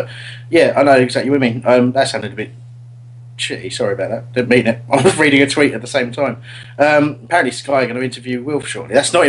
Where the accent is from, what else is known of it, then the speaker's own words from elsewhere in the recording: Australia; That's me being Australian.